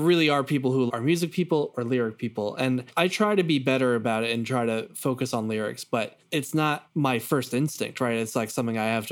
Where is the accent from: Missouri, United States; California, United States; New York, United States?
New York, United States; Long Island; I'm from Long Island